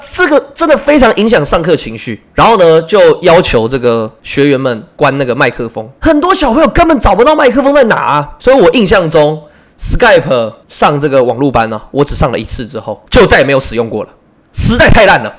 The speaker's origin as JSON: {"language": "Chinese", "country": "Taiwan", "said": "我是台湾的…老师"}